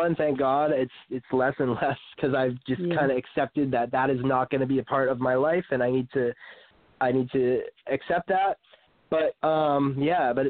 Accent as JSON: {"language": "English", "region": "Maine", "country": "United States", "also_born_or_lived": "South Florida", "moved": "yes", "said": "I come from Maine"}